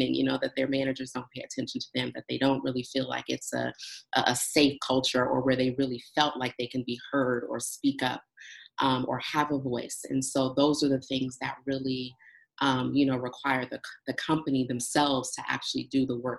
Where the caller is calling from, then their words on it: Los Angeles, California, United States; I am calling in from Los Angeles